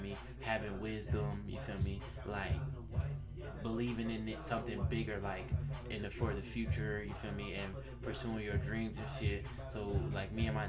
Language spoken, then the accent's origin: English; Rock Hill, South Carolina, United States; I'm from Rock Hill